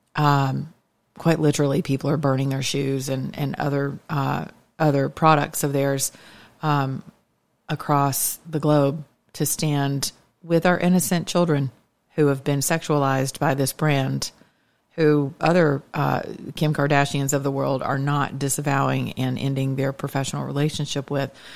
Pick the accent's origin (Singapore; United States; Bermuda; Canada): United States; the South; I am from the South